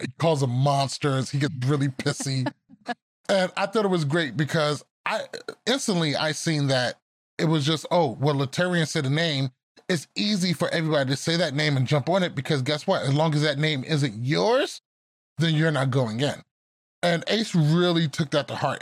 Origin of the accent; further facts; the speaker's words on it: Roosevelt, New York, United States; moved away; I'm from Roosevelt, New York. Our high school is called the Roosevelt Rough Riders